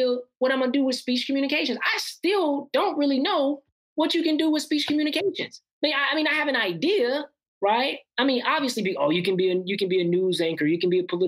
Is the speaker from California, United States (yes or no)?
no; Houston, Texas, United States; moved away as an adult; also born or lived in Albany, New York / Washington, D.C.; now in Santa Barbara, United States; I want to stay in Houston, Texas. All my friends are in Houston, Texas.